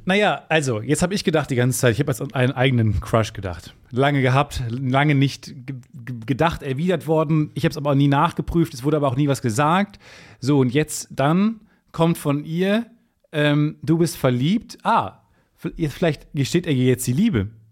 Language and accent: German; Kreis Unna, North Rhine-Westphalia, Germany; Kreis Unna, wo ich geboren bin